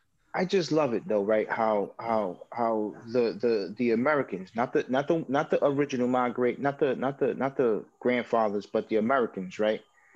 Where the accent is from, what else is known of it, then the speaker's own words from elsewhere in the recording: Puerto Rico; being Puerto Rican, I'm very proud of that.